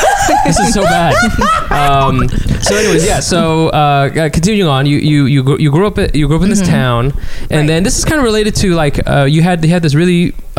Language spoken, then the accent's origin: English; Texas, United States; moved away; also born or lived in West Coast; in Texas, when I was growing up in Texas